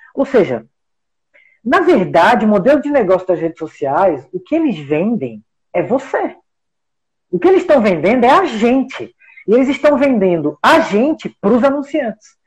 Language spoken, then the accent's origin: Portuguese; Brazil; nós somos brasileiros